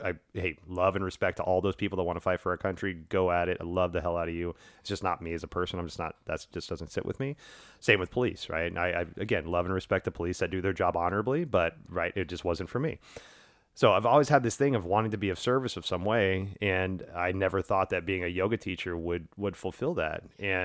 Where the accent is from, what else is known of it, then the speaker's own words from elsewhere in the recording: the South, United States; And I grew up in the South in a very racially charged area, in a very sexually charged area